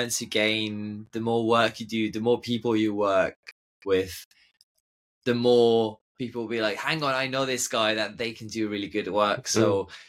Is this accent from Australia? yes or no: no; Estonia; moved away; growing up in Estonia is an absolute dream